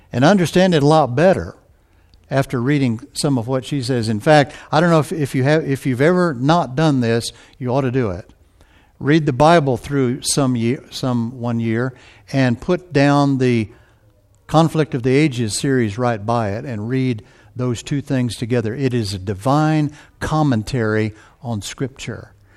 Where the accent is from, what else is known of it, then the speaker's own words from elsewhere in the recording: Texas, United States; I'm from Texas